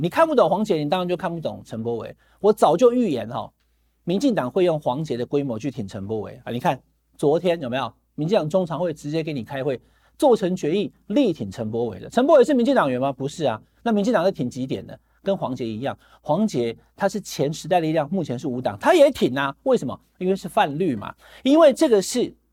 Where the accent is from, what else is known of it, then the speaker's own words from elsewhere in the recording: Taichung, Taiwan; 我是台中人